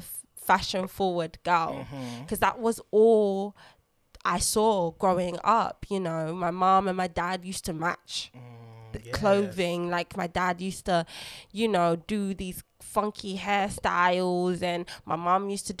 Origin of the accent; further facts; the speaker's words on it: London, United Kingdom; first language Lingala; English is a second language; I was born in London, but I came from a very heavy cultured Congolese family and household. My first language was Lingala